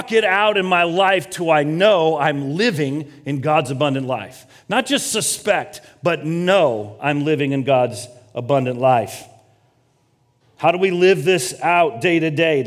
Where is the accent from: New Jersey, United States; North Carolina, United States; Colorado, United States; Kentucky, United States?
Colorado, United States; moved away as an adult; also born or lived in Kansas / Los Angeles, United States; I grew up in Colorado